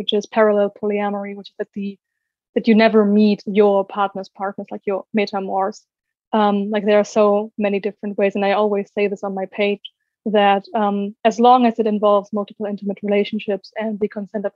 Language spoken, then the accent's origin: English; Germany; I'm from Germany, as you said, and I'm 23 years old